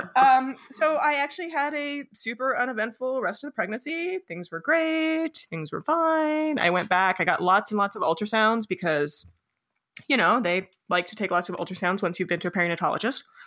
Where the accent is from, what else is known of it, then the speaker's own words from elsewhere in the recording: Los Alamos, New Mexico, United States; I grew up in Los Alamos, New Mexico